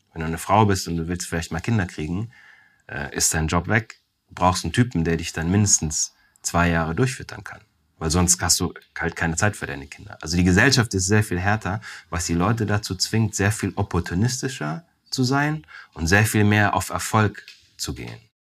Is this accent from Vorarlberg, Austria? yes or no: no; Weiz, Styria, Austria; moved away; Ich bin in Weiz zur Welt gekommen